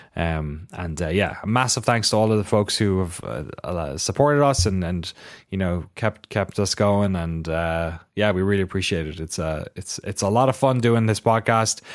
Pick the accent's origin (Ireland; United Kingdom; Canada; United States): Ireland; moved away; my local shop in my hometown